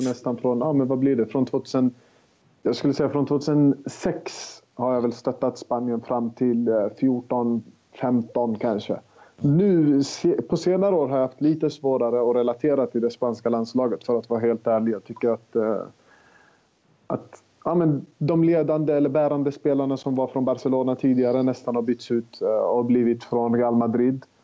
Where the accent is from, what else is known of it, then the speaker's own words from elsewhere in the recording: Sweden; vi är ju svenskar